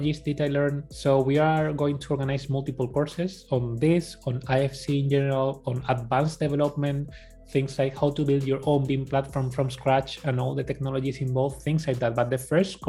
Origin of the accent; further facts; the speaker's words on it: Spain; accent: Spanish; English is a second language; my Spanish accent